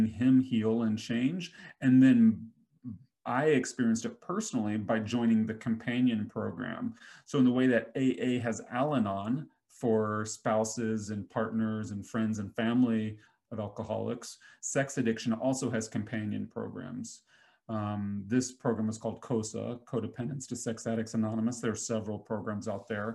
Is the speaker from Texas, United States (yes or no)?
no; Nashville, Tennessee, United States; I grew up in Nashville, which has a huge entertainment scene